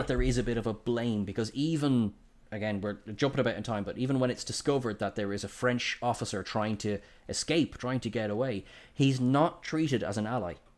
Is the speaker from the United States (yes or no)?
no; Ireland; I'm Irish